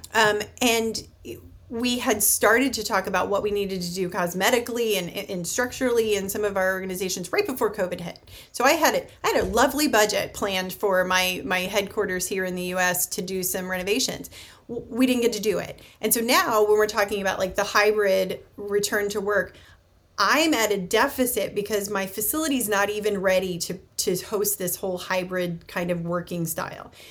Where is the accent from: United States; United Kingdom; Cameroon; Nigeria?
United States; as an American